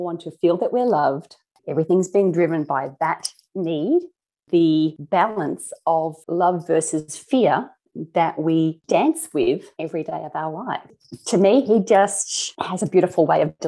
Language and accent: English; Australia; as an Aussie